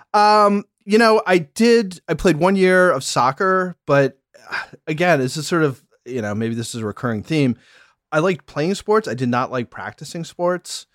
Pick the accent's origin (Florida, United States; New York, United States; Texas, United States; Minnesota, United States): New York, United States; Syracuse; we moved all over the place until I was in fifth grade, and then we settled, uh, in, just outside Syracuse, New York, upstate New York